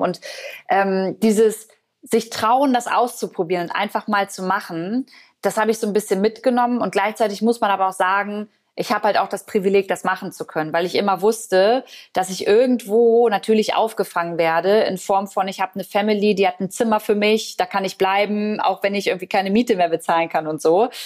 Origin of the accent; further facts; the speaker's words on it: Braunschweig, Lower Saxony, Germany; moved away; ich habe damals in Braunschweig in meiner Heimat gelebt